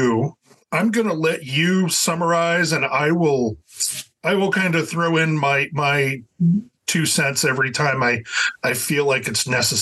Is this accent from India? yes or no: no; Edinboro, Pennsylvania, United States; also born or lived in Davenport, Iowa; now in Erie, United States; And I'm located in Erie, PA. Jim is in Pittsburgh, but we grew up in Edinburgh. Well, Davenport, Iowa, and Edinburgh.